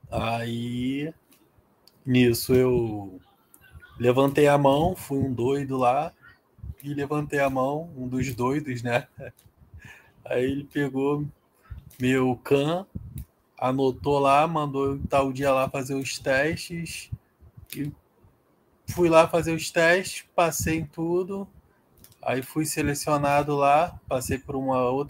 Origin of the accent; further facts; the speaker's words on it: Rio de Janeiro, Brazil; also born or lived in Parnaíba; Fui fabricado no Rio de Janeiro, nasci no Piauí, na cidade de Parnaíba, e depois voltei para